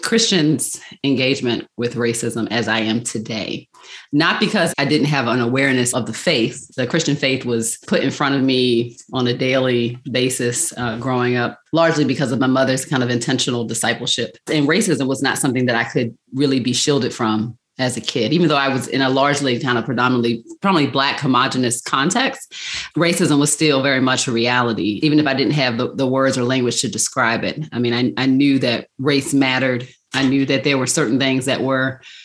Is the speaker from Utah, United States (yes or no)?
no; Baltimore, Maryland, United States; I am from Charm City, Baltimore, Maryland. And y'all know, I love my city. Mm-hmm. So yeah, that's where I was born and raised.